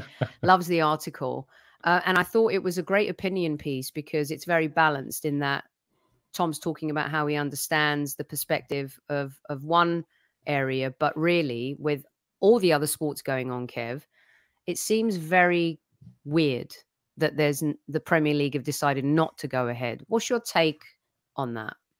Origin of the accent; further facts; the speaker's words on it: England, United Kingdom; now in California, United States; all three of us grew up, born and bred in England